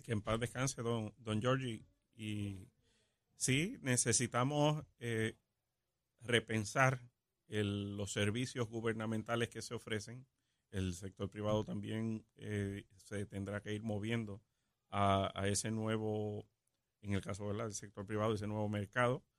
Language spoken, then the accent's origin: Spanish; Puerto Rico; los 3 millones de puertorriqueños que residimos eh, aquí como ciudadanos americanos